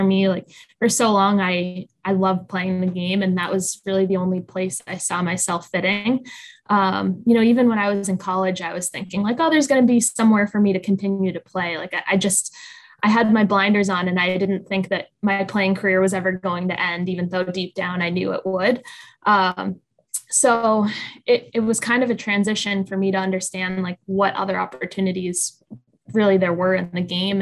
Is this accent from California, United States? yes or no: no; Boston, Massachusetts, United States; I grew up in the Boston area.